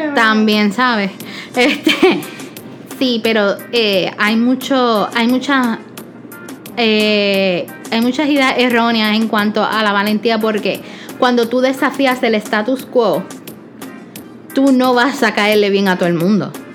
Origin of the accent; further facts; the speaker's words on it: Puerto Rico; como buen boricua